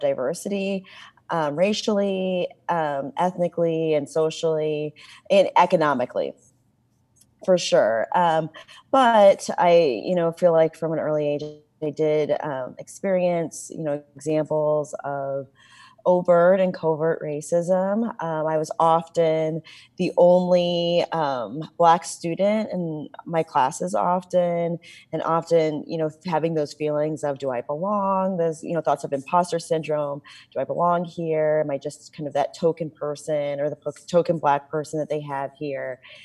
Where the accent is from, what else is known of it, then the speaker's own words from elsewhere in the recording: Champaign, Illinois, United States; moved away; I grew up in Champaign, Illinois